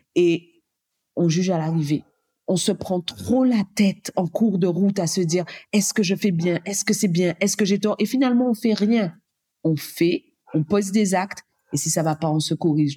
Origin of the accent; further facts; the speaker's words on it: Guadeloupe; now in Réunion; Je suis guadeloupéenne